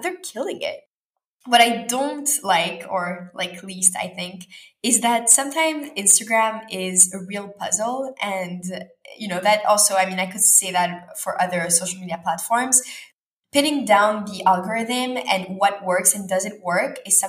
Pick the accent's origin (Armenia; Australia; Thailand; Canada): Canada; moved away as an adult; now in Tel Aviv, Israel; And actually after growing up in Canada, I studied in Tel Aviv and then I studied in New York and then went back to Paris for a bit and then back to Montreal during COVID.